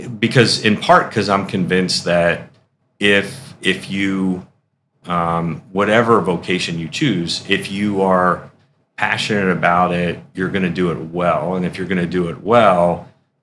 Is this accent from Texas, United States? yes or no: no; Philadelphia, Pennsylvania, United States; moved away as an adult; now in Syracuse, United States; I grew up in Philadelphia.